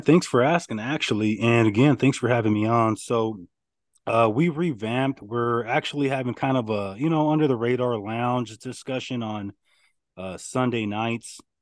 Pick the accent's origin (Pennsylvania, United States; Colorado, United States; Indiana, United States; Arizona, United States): Arizona, United States; I'm from Arizona